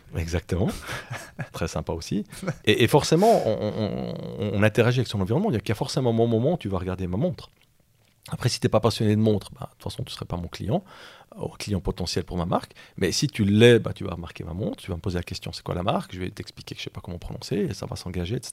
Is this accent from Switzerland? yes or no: yes; La Chaux-de-Fonds, Neuchâtel, Switzerland; je viens de Chaux-de-Fonds, on a quand même des, des hein, dans nos montagnes